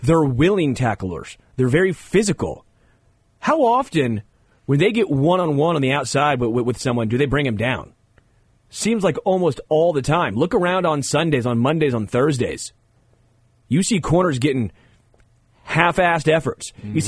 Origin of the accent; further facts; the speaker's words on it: Kansas City, Missouri, United States; But I still don't believe they knew I was from Kansas City. I don't think they knew I was a Kansas City guy.